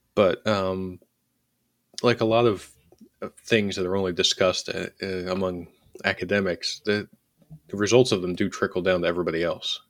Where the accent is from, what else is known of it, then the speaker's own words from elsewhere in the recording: Philadelphia, Pennsylvania, United States; when I was growing up in Northeast Philadelphia